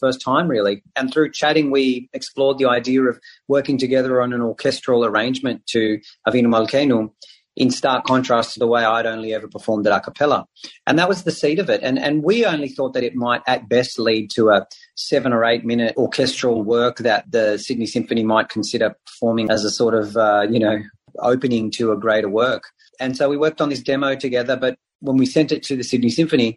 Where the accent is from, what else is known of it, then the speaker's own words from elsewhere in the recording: Israel; moved away; I speak Hebrew. I grew up in Israel.